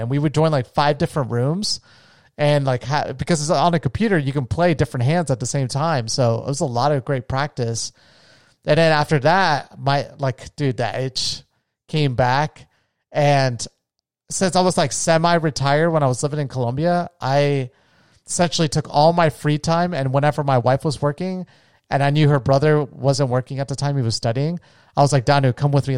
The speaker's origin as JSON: {"language": "English", "region": "Florida", "country": "United States", "tie": "born or raised there", "said": "the area I grew up in in Florida"}